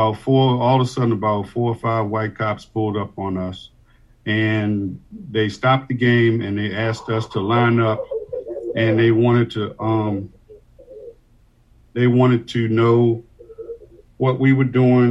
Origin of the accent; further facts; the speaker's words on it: Washington, District of Columbia, United States; moved away as an adult; now in Annapolis, United States; Originally born and raised in Washington, D.C.